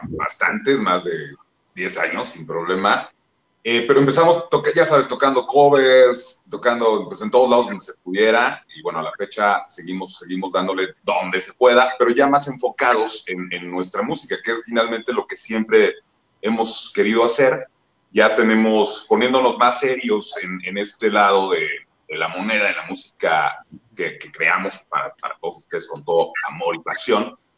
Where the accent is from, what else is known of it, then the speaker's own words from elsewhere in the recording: San Miguel de Allende, Guanajuato, Mexico; somos el …, venimos desde San Miguel de Allende